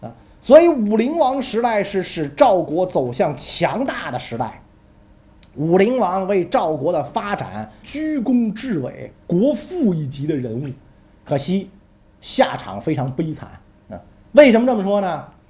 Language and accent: Chinese; China; 拜托，是日本人穿着我们中国人的服装好不好？